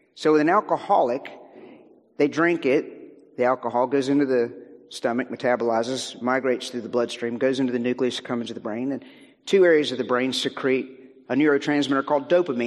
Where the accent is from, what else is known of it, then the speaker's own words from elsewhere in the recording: Virginia, United States; Beth and I come from Virginia uh, in the U.S.